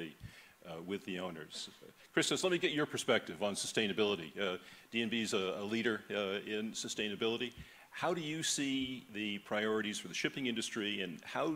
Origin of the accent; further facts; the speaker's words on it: United States; I come from the States